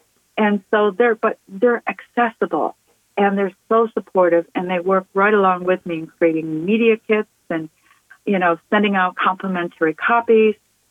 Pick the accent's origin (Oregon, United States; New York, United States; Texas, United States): New York, United States; Montour Falls; now in New Hampshire, United States; I'm from Montour Falls